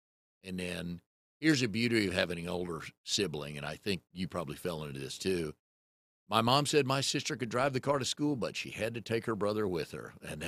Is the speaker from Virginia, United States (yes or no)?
yes; Fairfax, Virginia, United States; So it was a lot of fun growing up in Fairfax.